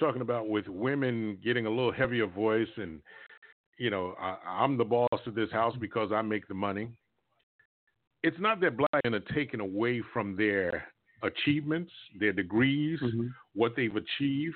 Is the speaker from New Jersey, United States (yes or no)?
yes; Newark, New Jersey, United States; I live not too far from Newark. I grew up in Newark